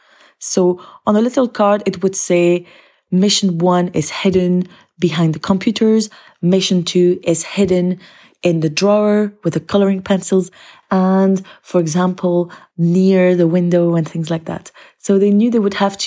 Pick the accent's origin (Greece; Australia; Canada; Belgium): Belgium; moved away as an adult; now in Aberdeen, United Kingdom; I come from Belgium, but I teach in Scotland in Aberdeen at Bucksburn Academy.